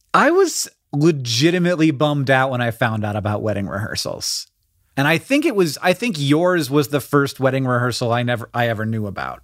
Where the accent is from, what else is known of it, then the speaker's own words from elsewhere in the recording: Florida, United States; growing up in Florida